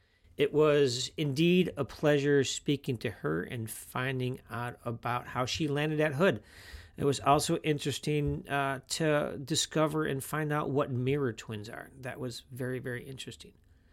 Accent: Rolling Meadows, Illinois, United States; I grew up in Rolling Meadows.

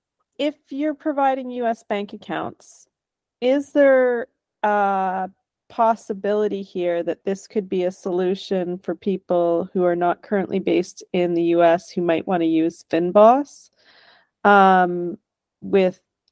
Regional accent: Canada; I'm a Canadian

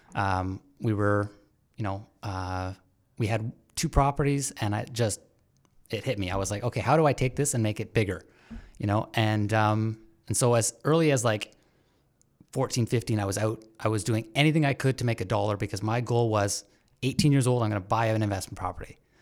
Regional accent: Brampton, Ontario, Canada; now in Hamilton, Canada; I grew up in Brampton for the longest time

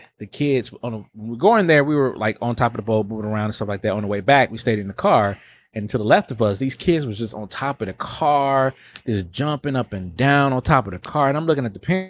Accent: Milwaukee, Wisconsin, United States

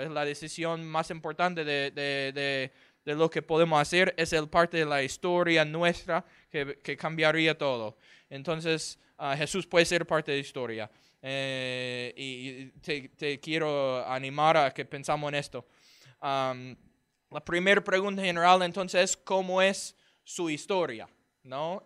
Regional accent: Houston, Texas, United States; Spanish is a second language; yo soy del estado de Texas, ah, en los Estados Unidos. La ciudad se llama Houston.

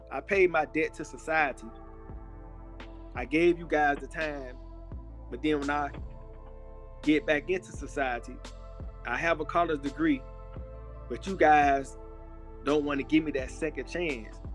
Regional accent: Miami, Florida, United States; I'm from Miami, Florida. Uh, grew up in a neighborhood called Brown Sub. Also lived in another neighborhood called Overtown.

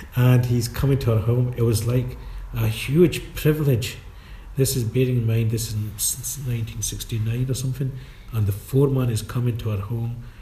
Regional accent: Glasgow, Scotland, United Kingdom; our house got condemned and knocked down by Glasgow City Council, mm-hmm. and we had to move to Charing Cross

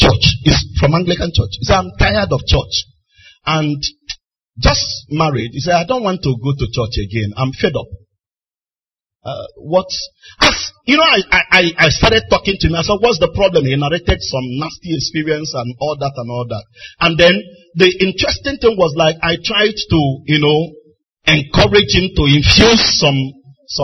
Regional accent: Onitsha, Anambra, Nigeria; A young boy, I grew up in Onitsha

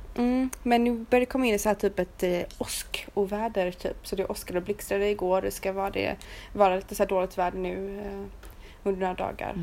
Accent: Sweden; moved away as an adult; now in Romania; hemma i Sverige

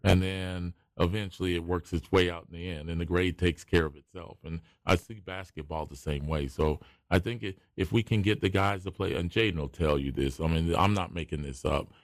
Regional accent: Wilmington, North Carolina, United States; I grew up in Wilmington and we moved out to College Acres right there on the edge of the campus

